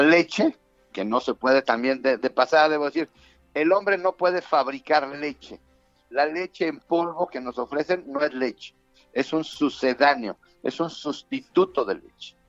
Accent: Mexico; los mexicanos

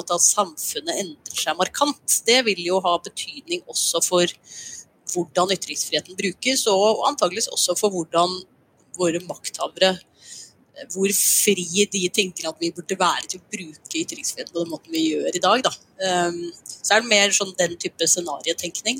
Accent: Norway

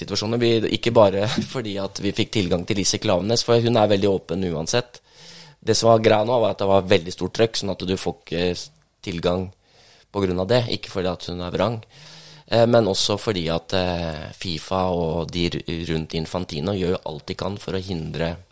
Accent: Langhus, Akershus, Norway; also born or lived in Bøler, Oslo; now in Oslo, Norway; jeg bor på Bøler og er fra Langhus.

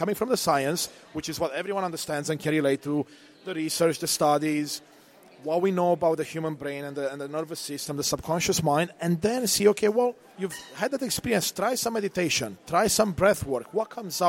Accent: Romania; now in Canada; I was born in Eastern Europe, Romania, during the communist time

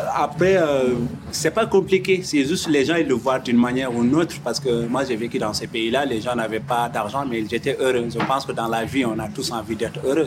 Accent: Mauritania; also born or lived in Mali / Senegal; now in France; je viens de, la Mauritanie

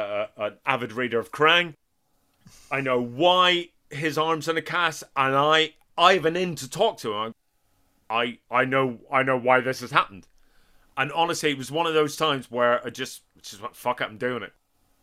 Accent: Northern Ireland, United Kingdom; I'm from Northern Ireland, you know, which is not Oakland.

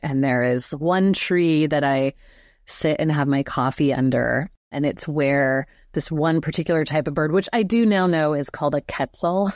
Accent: Southern California, United States; I grew up in Southern California, so near the Pacific.

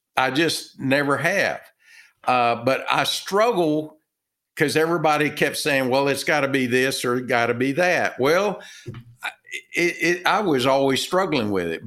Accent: Texas, United States; accent: Texan; I'm from Texas, uh, by my, uh, my accent

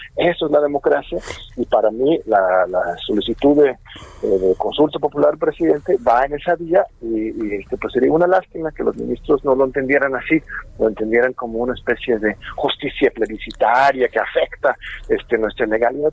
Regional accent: Mexico; como, pueblo mexicano

